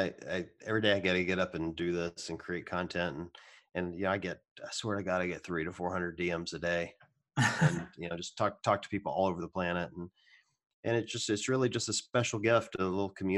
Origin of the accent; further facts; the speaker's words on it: the South, United States; now in Cleveland, United States; I grew up in the South